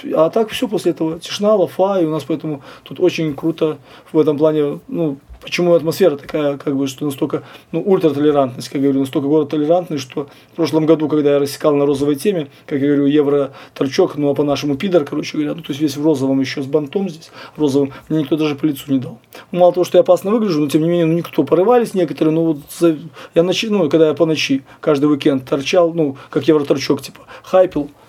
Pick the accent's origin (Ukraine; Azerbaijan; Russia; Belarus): Belarus; Grodno, Grodno Region; also born or lived in Minsk / Poland; в 80 четвертом году его перевели в Гродно, и еще все, всю сознательную жизнь я практически провел здесь